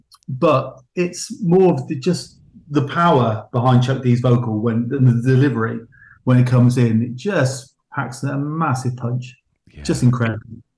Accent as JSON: {"language": "English", "town": "Gloucester", "region": "South West England", "country": "United Kingdom", "moved": "yes", "said": "I'm originally from Gloucester."}